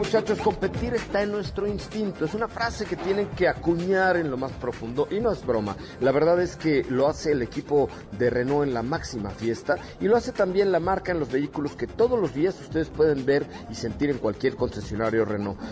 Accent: Mexico City, Mexico; De la colonia Roma, yo nací en el Hospital Dalinde

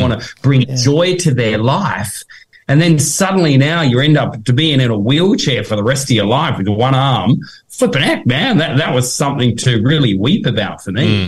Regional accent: Tasmania, Australia; we're from Tasmania

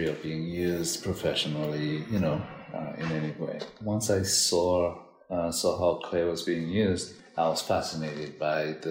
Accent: Dominica; moved away as an adult; now in New York, United States; I'm originally from Dominica, Caribbean island.

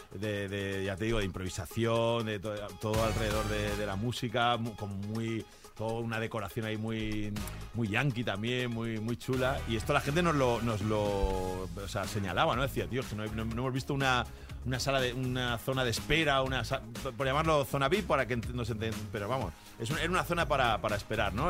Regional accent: Valencia, Valencian Community, Spain; now in Madrid, Spain; De mi tierra, de Valencia

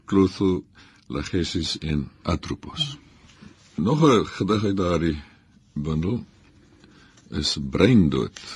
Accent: Namibia; Ek kom uit Namibië

